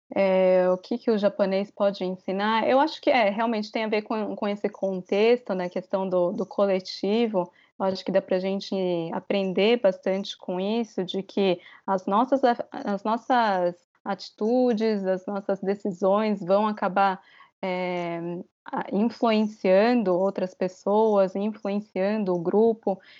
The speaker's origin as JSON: {"language": "Portuguese", "country": "Brazil", "tie": "born or raised there", "also_born_or_lived": "Japan", "moved": "as an adult", "lives_now": "Tokyo, Japan", "said": "eu crescendo no Brasil"}